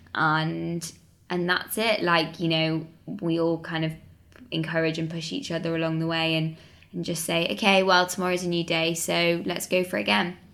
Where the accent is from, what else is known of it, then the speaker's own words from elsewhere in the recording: Manchester, North West England, United Kingdom; moved away; I'm from Manchester originally